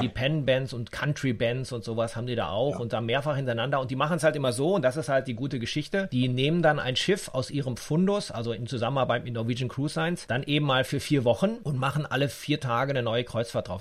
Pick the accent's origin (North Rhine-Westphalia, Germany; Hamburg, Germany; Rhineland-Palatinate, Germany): North Rhine-Westphalia, Germany; Dortmund; Ich komme aus Dortmund